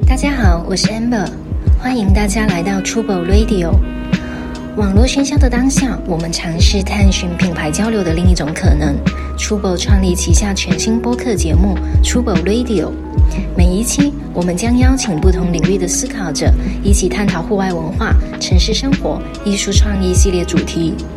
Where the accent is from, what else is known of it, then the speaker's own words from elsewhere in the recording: Guangdong, China; 因为我来自广东潮汕，然后我们那边就特别的兴盛名嘛